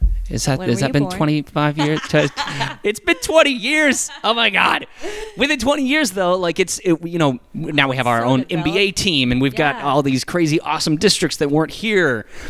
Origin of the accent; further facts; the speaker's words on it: Turkey; moved away; Because when, like, I moved here in 95, 96. I came here from Turkey. Big leap.